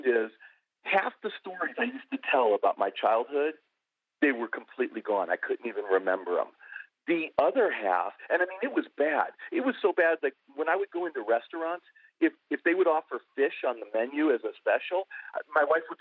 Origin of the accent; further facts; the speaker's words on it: Buffalo, New York, United States; I grew up in Buffalo